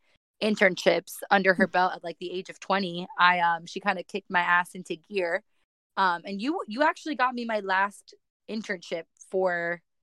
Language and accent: English; Miami, Florida, United States; I live in Miami. I'm originally from Miami. Born and raised, and I moved up to UCF to get a quality education.